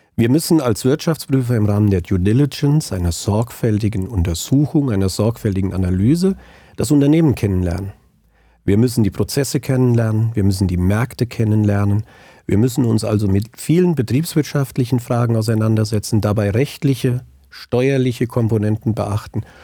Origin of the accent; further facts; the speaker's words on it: Angelburg, Hesse, Germany; also born or lived in Frankfurt; now in Biedenkopf, Germany; bin waschechter Hinterländer, aufgewachsen in Angelburg, jetzt aber schon lange in Biedenkopf